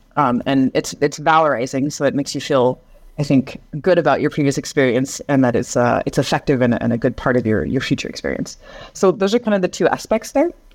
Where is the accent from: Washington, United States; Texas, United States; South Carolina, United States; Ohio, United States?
Washington, United States; Seattle; moved away as an adult; now in France; So I'm originally from the United States, uh, from Seattle, so the Northwest. And I moved to France when I was around twenty-three years old